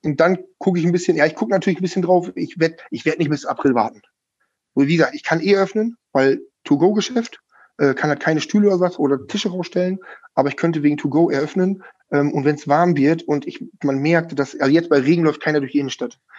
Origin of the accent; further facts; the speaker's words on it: Schüttorf, Lower Saxony, Germany; moved away as an adult; now in Lingen, Germany; ich bin seit sieben Jahren jetzt Lingener, ich komme eigentlich aus Schüttow.